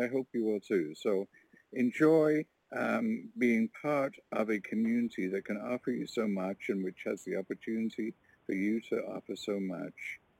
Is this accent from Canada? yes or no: yes; Warkworth, Ontario, Canada; I'm from Warkworth, Ontario, a little rural community of 700 people